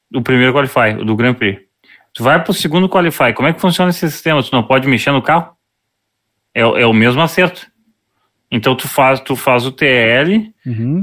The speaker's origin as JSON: {"language": "Portuguese", "town": "Porto Alegre", "region": "Rio Grande do Sul", "country": "Brazil", "said": "a gente é de Porto Alegre"}